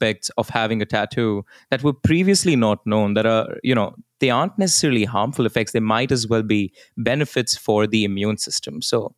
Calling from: Delhi, India; So I will say this, you know, I'm recording this from Delhi.

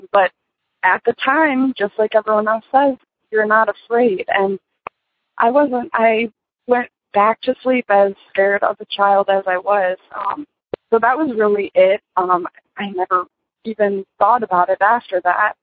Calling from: Michigan, United States; I'm calling from Michigan.

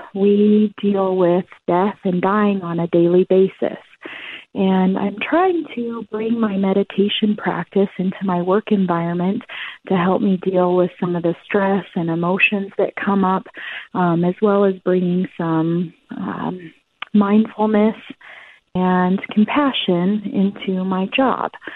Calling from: Colorado, United States; I'm calling from Colorado.

